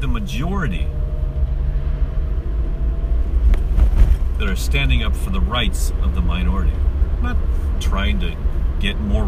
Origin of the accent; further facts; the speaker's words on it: United States; as an American